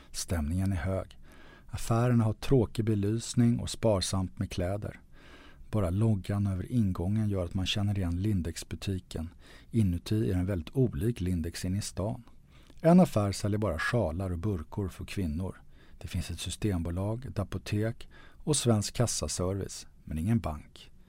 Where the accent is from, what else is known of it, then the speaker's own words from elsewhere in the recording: Sweden; För att vi är svenskar?